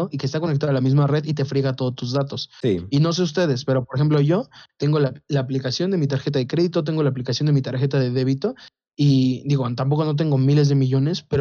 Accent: Mexico; nosotros de acá somos de ranchito

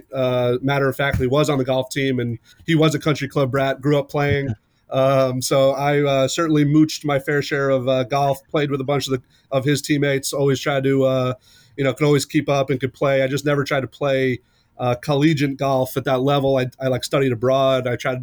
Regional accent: Long Island, New York, United States; I grew up on Long Island in New York

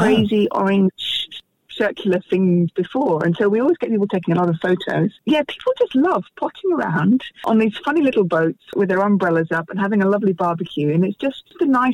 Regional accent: United Kingdom; now in Western Australia, Australia; I'm British.

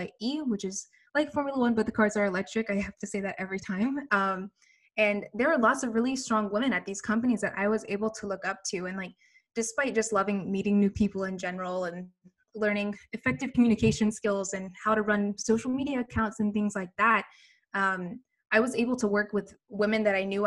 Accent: Birmingham, Alabama, United States; moved away as an adult; now in New York, United States; I'm from Birmingham, Alabama.

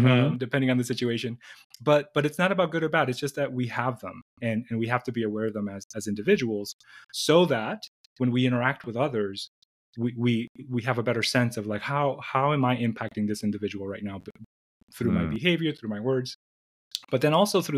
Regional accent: New York City, New York, United States; moved away as an adult; also born or lived in Dominican Republic / Syracuse, New York; now in Phoenix, United States; I was born in the Dominican Republic, and my parents moved to New York City when I was young. So I spent most of my life in New York City

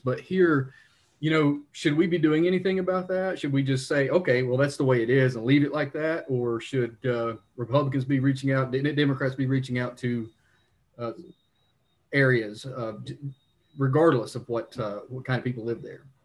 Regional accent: Leslie County, Kentucky, United States; I'm from Leslie County, the reddest county in the state

